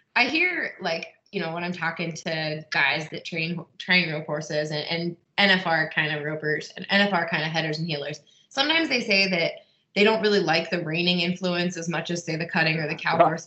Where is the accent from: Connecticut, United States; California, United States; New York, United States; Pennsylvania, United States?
Pennsylvania, United States; I'm from Pennsylvania.